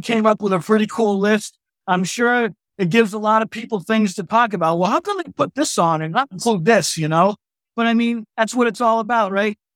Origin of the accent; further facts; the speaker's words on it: Boston, Massachusetts, United States; I'm from Boston